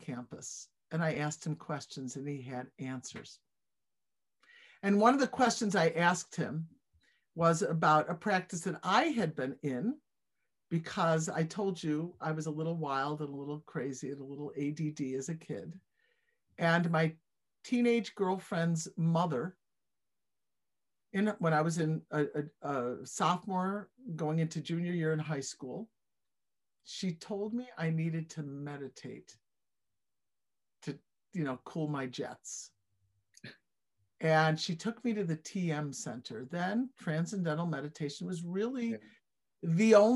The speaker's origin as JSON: {"language": "English", "town": "Buffalo", "region": "New York", "country": "United States", "tie": "born or raised there", "said": "I was brought up in Buffalo, where I live now"}